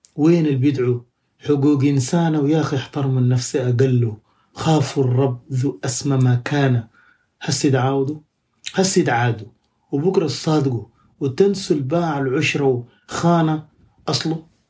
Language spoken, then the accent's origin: Arabic; Sudan; moved away as an adult; now in Birmingham, United Kingdom; احنا سودانيين